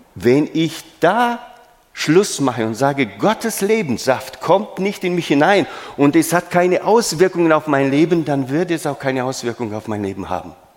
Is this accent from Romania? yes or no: yes; Romania; moved away; Ich bin in Rumänien geboren